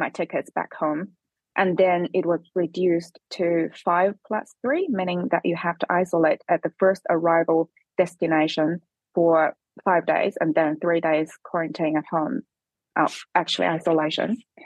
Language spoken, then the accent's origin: English; Hubei, China; English is a second language; moved away as an adult; also born or lived in Beijing; now in New Zealand; my hometown, Hubei